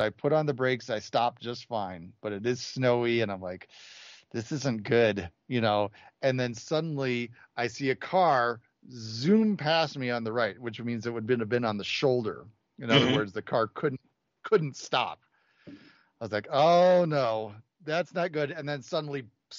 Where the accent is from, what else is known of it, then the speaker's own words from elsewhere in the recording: suburbs of Chicago, Illinois, United States; moved away; my parents lived in the suburbs of Chicago. We had to go into the city to get on the train